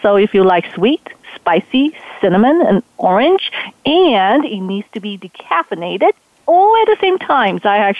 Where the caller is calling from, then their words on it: Portland, Oregon, United States; Oh, I'm calling from Portland, Oregon.